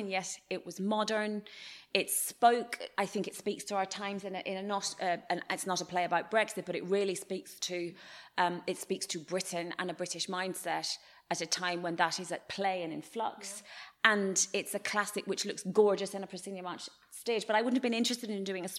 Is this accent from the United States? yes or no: no; Ireland; I'm Irish